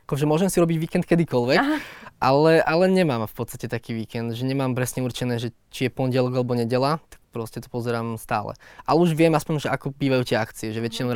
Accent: Slovakia; ja ako Slovák

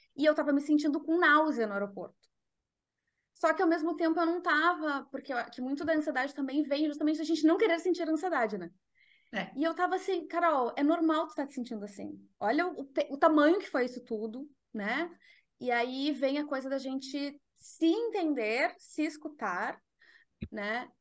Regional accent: Porto Alegre, Rio Grande do Sul, Brazil; moved away as an adult; now in Netherlands; Eu sou de Porto Alegre e hoje eu moro na Holanda, faz seis anos que eu moro na Holanda.

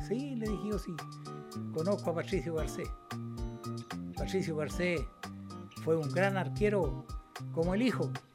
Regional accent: Chile; así somos los chilenos

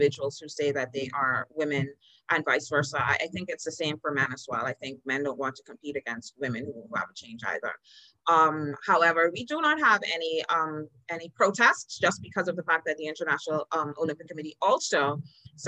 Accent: Bahamas

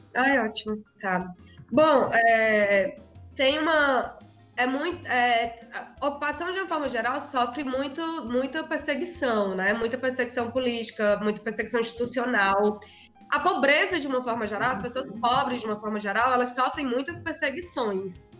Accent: Cedro, Ceará, Brazil; moved away as an adult; also born or lived in Fortaleza, Brazil; now in São Paulo, Brazil; eu sou de uma cidade do sertão do Ceará chamada Cedro, mas eu morei em Fortaleza durante o segundo grau

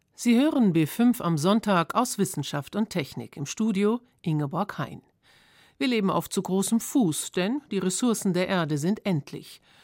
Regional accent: Germany; bei uns in Deutschland

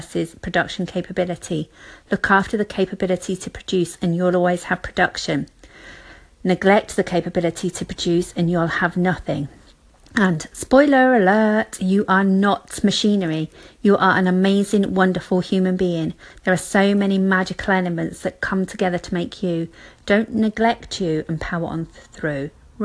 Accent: United Kingdom; being British

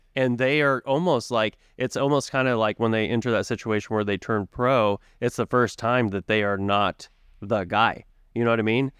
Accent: Tulsa, Oklahoma, United States; moved away as an adult; as I was growing up in Tulsa

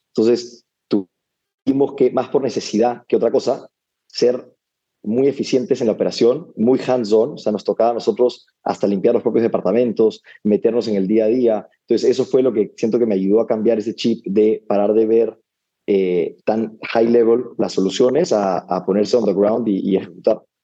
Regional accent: Lima, Peru; moved away as an adult; also born or lived in United States; nací, y crecí en Lima

